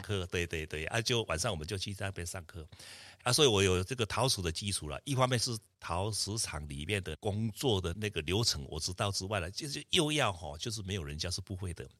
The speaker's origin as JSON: {"language": "Chinese", "town": "Lugu", "region": "Nantou County", "country": "Taiwan", "tie": "born or raised there", "also_born_or_lived": "Tucheng", "moved": "yes", "said": "我出生在南投鹿谷的乡下，家里是以作龙为主"}